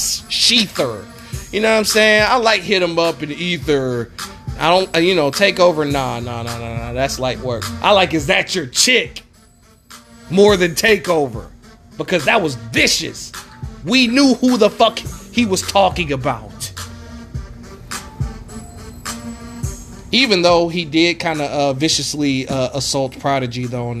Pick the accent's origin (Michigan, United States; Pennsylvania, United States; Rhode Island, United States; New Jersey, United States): Michigan, United States; Detroit; I'm from Detroit